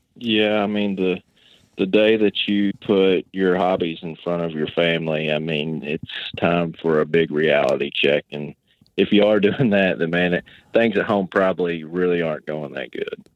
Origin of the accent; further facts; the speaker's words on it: Western Kentucky, United States; I'm from Western Kentucky